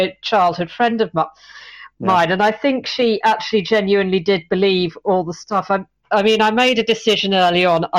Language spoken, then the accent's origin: English; East Anglia, East of England, United Kingdom; I'm from East Anglia myself, so I kind of know the area